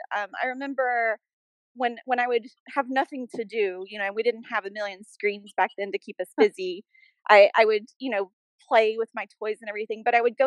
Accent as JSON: {"language": "English", "town": "Birmingham", "region": "Alabama", "country": "United States", "tie": "born or raised there", "said": "I was born in Birmingham, Alabama. I grew up there"}